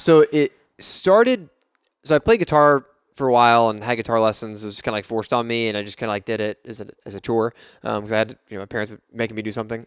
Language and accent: English; Fort Worth, Texas, United States; D F W, where I'm from, I'm from Fort Worth.